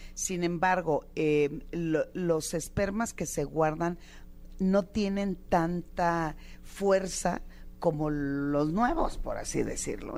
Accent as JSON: {"language": "Spanish", "region": "Sinaloa", "country": "Mexico", "said": "como buena sinaloense"}